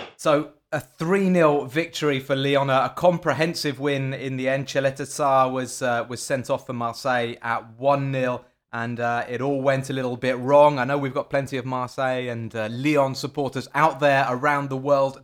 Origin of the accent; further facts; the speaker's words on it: England, United Kingdom; I'm from England